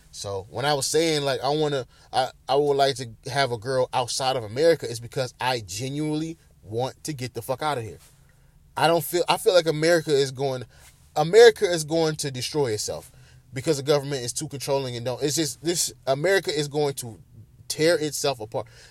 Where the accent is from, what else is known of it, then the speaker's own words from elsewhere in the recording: Bedford, Ohio, United States; my hometown, Bedford, Ohio